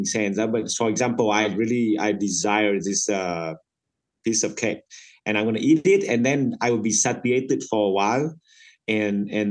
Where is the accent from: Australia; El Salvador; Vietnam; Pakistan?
Vietnam; English is a second language; moved away as an adult; I came from Vietnam